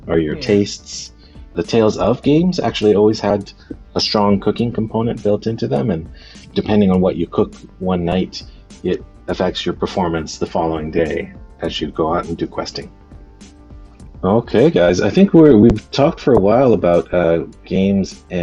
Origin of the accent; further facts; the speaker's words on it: Canada; I'm Japanese Canadian